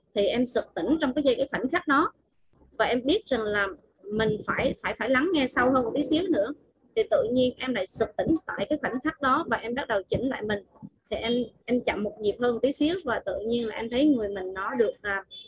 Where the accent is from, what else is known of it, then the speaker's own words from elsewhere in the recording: Vietnam; em là à, người xứ Quảng á, cho nên là đôi khi là à, cái giọng nói rồi khuôn mặt nó có vẻ là nó